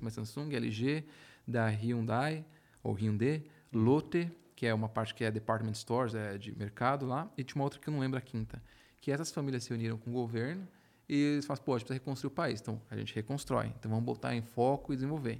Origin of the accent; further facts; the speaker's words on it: Brazil; moved away as an adult; a gente como brasileiro